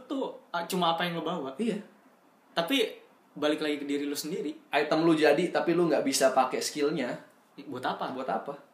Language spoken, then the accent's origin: Indonesian; Indonesia; gue orang Indo pokoknya